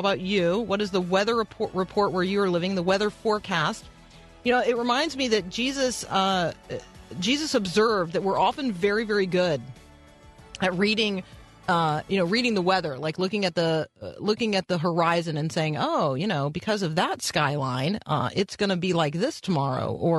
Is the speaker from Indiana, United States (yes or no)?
yes; Indiana, United States; born there; Did and you know I was born in Indiana?